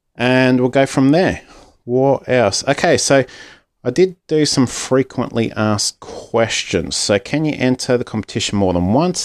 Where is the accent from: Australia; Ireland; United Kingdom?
Australia; Aussie Dad